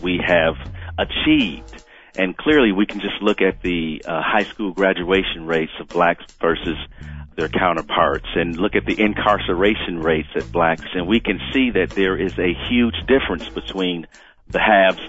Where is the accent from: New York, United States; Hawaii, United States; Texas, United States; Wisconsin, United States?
Wisconsin, United States; Milwaukee; I grew up in Milwaukee, Wisconsin, in the urban center, as you would say, the inner city